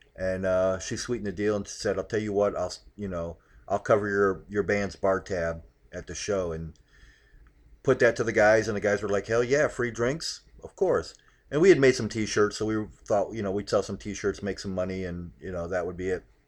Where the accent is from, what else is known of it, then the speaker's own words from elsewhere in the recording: Akron, Ohio, United States; also born or lived in Hawaii; I grew up in Akron